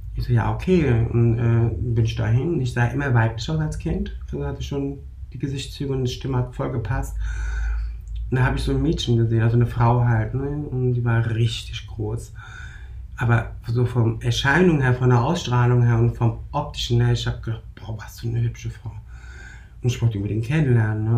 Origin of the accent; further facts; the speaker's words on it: Germany; in Deutschland geboren, aufgewachsen, türkischer Abstammung